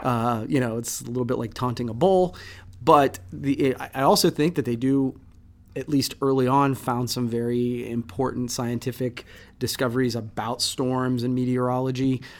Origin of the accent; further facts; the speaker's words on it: Midwest, United States; growing up in the Midwest